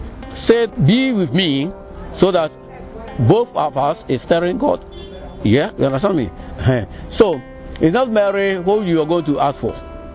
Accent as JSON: {"language": "English", "country": "Ghana", "said": "From Ghana."}